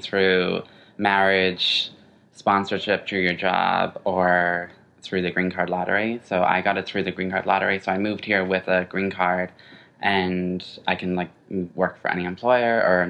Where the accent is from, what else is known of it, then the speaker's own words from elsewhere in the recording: Ireland; I'm originally from Ireland. I don't have any accent except when I say Ireland.